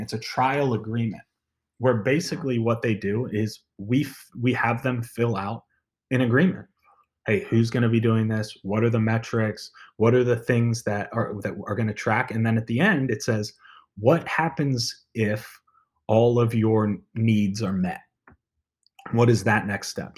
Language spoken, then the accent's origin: English; Maryland, United States; moved away; I was born and raised in Maryland